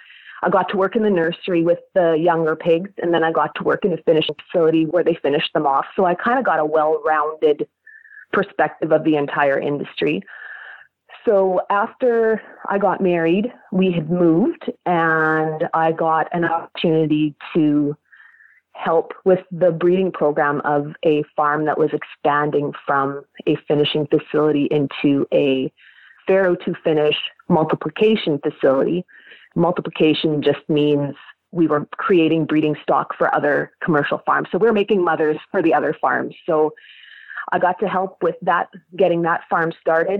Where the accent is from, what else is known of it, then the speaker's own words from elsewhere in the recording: South Central Manitoba, Canada; I am from South Central Manitoba